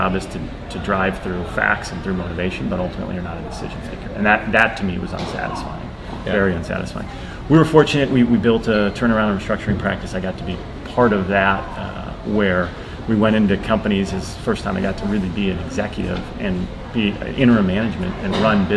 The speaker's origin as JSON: {"language": "English", "region": "Midwest", "country": "United States", "tie": "born or raised there", "said": "I grew up in the Midwest"}